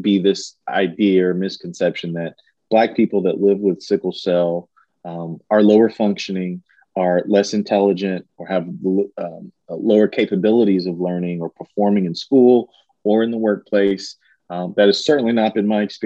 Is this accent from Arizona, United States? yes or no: no; Richmond, Kentucky, United States; now in Lexington, United States; I grew up in Richmond, Kentucky